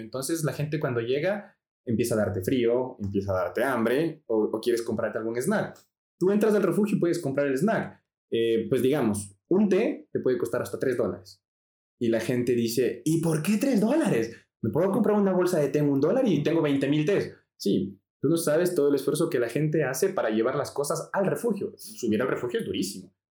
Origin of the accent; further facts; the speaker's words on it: Ecuador; yo soy latino. Vivo en Ecuador